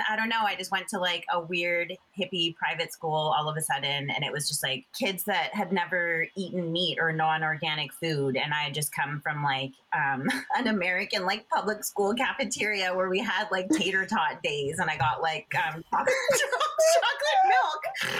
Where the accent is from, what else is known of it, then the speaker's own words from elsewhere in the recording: Toronto, Ontario, Canada; born there; also born or lived in Jamaica / Buffalo / Fort Lauderdale / North Vancouver; I was born in Ontario, I was born in Toronto, and we moved a bunch of places. We lived in Jamaica, I lived in a bunch of small towns in Ontario, Buffalo, New York, and then Fort Lauderdale, Florida.